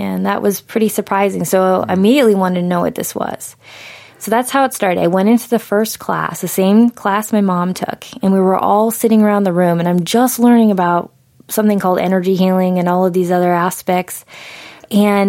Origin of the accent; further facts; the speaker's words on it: New England, United States; I grew up in New England